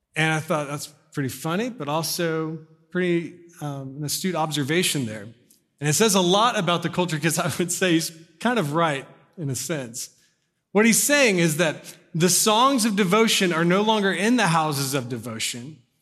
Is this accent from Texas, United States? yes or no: yes; Corpus Christi, Texas, United States; moved away; when I lived in Corpus, 'cause I was born in Corpus Christi, so I was like ten or eleven